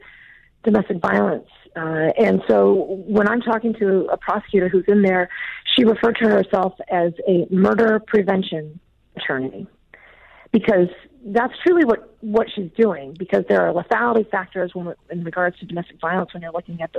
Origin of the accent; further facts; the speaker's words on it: Dallas, Texas, United States; now in Seattle, United States; grew up in Dallas, Texas